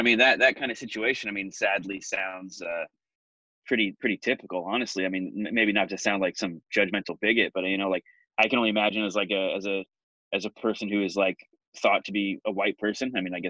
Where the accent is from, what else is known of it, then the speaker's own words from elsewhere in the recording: Portland, Oregon, United States; also born or lived in Los Angeles, California / Asia; we moved up here when I was like 6 or 7, and I spent all my life since then, you know, other than a few years over in Asia and a couple of years moving back to LA for work. Like, I mean, the majority of my life, like in Portland.